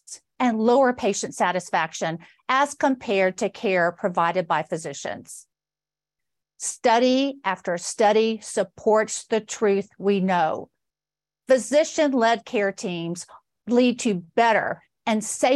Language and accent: English; Georgia, United States; my home state of Georgia